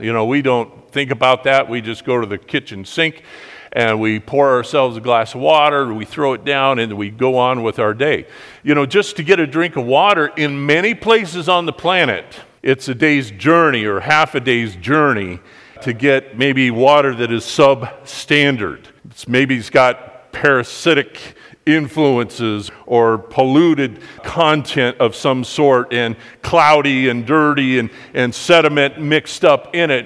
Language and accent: English; United States; we grew up here in America.